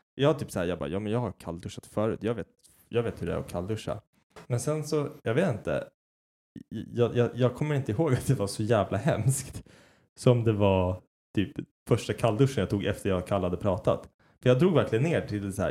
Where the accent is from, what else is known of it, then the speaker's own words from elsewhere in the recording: Sweden; jag är så jävla svensk